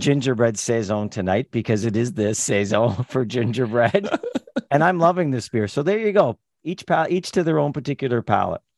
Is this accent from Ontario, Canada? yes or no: yes; Toronto, Ontario, Canada; I grew up in Toronto